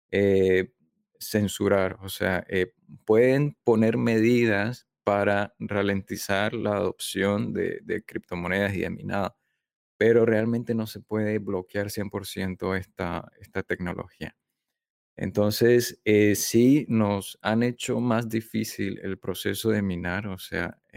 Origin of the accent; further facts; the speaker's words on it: Panama; also born or lived in southern China; now in China; yo nací en Panamá, así que yo me considero